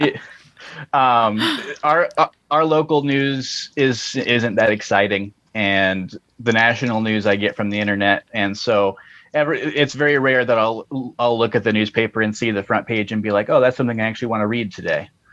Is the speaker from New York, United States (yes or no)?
no; Colorado, United States; moved away as an adult; also born or lived in Ohio; now in Montana, United States; I grew up in Colorado uh, and I went to college in Ohio and now I'm in Montana